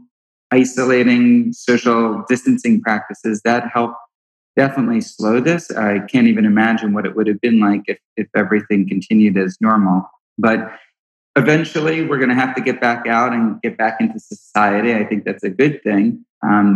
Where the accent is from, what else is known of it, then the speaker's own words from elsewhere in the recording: New York, United States; now in Washington, D.C., United States; I'm from New York